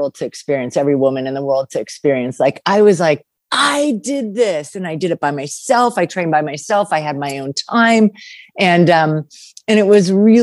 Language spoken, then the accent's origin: English; California, United States; I grew up in California